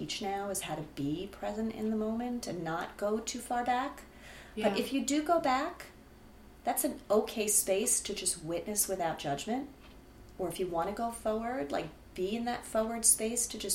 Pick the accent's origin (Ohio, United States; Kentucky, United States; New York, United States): New York, United States; Rockland County; moved away as an adult; now in New Jersey, United States; I grew up outside of the city in Rockland County